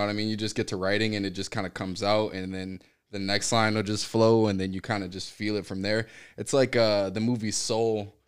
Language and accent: English; Sacramento, California, United States; also born or lived in Los Angeles, California / Palmdale, California; now in Arizona, United States; Originally, I'm from Sacramento, California